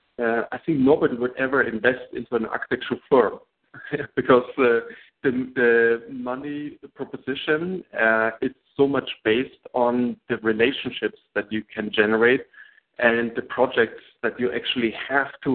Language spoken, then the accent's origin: English; Germany; English is a second language; moved away as an adult; now in New York, United States